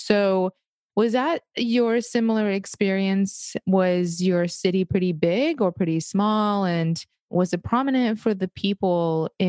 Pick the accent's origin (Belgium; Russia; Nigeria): Russia; moved away; where I'm from in Russia, it's a very, very small town. And actually the population is about like 150,000 in the last couple of years.